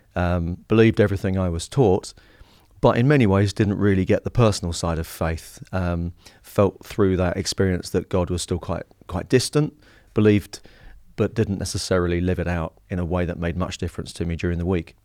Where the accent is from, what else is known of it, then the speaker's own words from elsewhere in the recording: Harlow, East of England, United Kingdom; I grew up in Harlow in Essex.